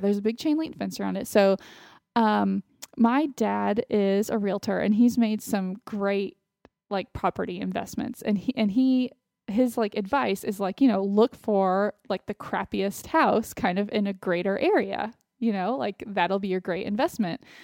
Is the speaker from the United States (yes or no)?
yes; Austin, Texas, United States; moved away; living in Austin, my hometown